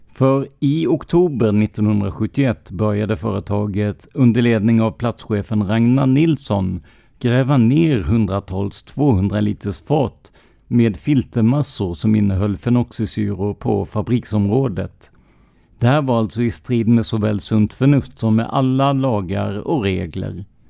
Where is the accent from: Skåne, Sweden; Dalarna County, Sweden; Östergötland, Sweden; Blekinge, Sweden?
Blekinge, Sweden; Rödeby; byn jag kommer ifrån, Rödeby i Karlskrona kommun, har cirka 3500 invånare och det kändes ändå som en liten ort att växa upp i.